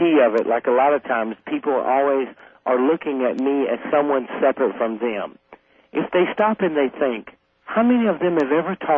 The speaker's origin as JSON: {"language": "English", "region": "South Carolina", "country": "United States", "tie": "born or raised there", "said": "I grew up fighting in the South"}